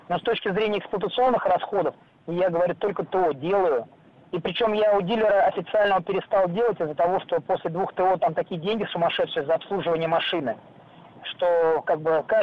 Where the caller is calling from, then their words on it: Moscow, Russia; я покупал ее, я из Москвы, прошу прощения